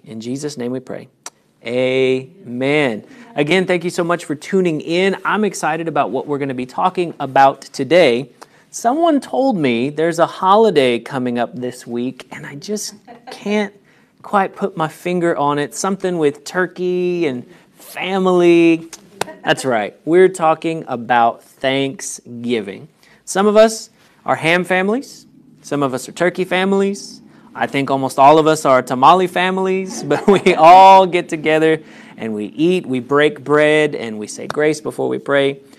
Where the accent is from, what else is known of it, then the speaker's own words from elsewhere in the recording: United States; I was born in the United States